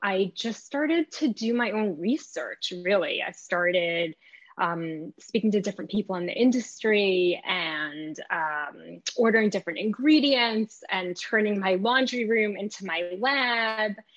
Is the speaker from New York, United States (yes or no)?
yes; New York, United States; also born or lived in Israel; I was raised in New York